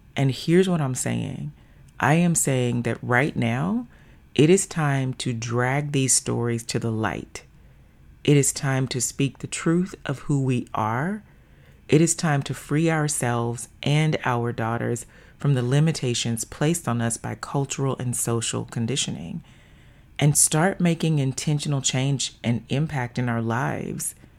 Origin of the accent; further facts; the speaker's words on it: the South, United States; moved away as an adult; also born or lived in Little Rock, Arkansas; now in Seattle, United States; born and raised in the South, now living in the Pacific Northwest